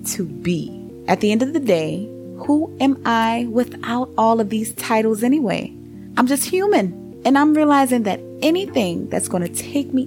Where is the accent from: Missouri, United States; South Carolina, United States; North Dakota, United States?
South Carolina, United States; Charleston; growing up on Dorchester Road in Charleston, South Carolina